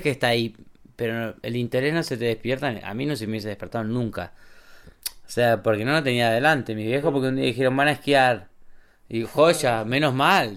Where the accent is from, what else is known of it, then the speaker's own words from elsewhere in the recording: Argentina; moved away as an adult; also born or lived in Bariloche; now in Andorra; somos argentinos